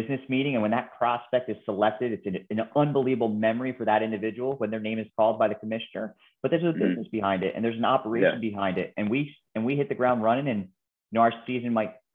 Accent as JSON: {"language": "English", "town": "Philadelphia", "region": "Pennsylvania", "country": "United States", "tie": "born or raised there", "also_born_or_lived": "Minneapolis / Washington, D.C.", "moved": "as an adult", "said": "Born and raised in Philadelphia, you know, Eagles fan at heart"}